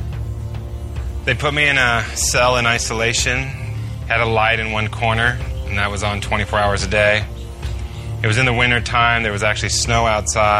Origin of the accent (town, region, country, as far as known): United States